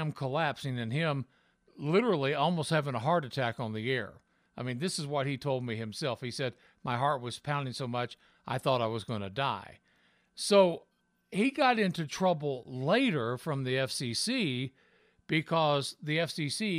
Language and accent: English; Tennessee, United States; moved away; also born or lived in Louisiana; I'm from Tennessee